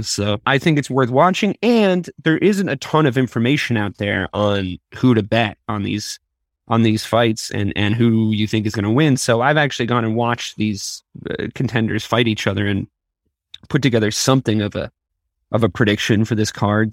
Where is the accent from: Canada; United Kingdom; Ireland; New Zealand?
Ireland; Dublin, Leinster; I was born in Dublin. Same place as Conor